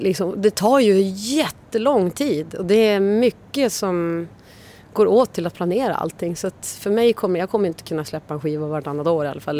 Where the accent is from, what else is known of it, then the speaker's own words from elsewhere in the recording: Umeå, Västerbotten County, Sweden; moved away; jag kom ju från Umeå men där var ju alla straight edge